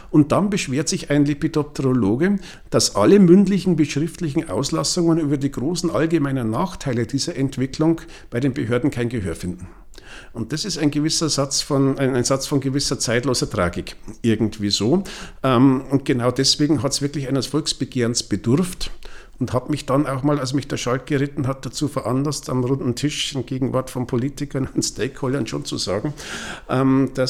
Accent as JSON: {"language": "German", "town": "Regensburg", "region": "Bavaria", "country": "Germany", "tie": "born or raised there", "said": "es gibt einen Artikel aus dem Jahr 1885 wo Schmetterlingsforscher aus meiner Heimatstadt Regensburg schon festgestellt haben, die Schmetterlinge werden weniger."}